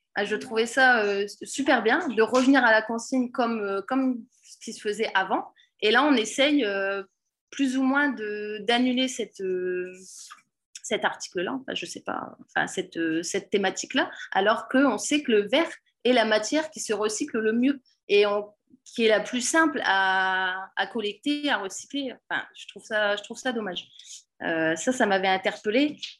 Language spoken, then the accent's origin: French; Pas-de-Calais, Hauts-de-France, France; je suis du Pas-de-Calais